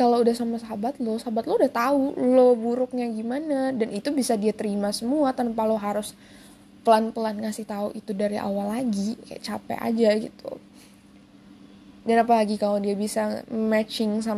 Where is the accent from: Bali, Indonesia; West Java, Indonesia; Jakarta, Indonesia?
Jakarta, Indonesia; born there; gue lahir di Jakarta dan beberapa keluarga gue ada tinggal di Jakarta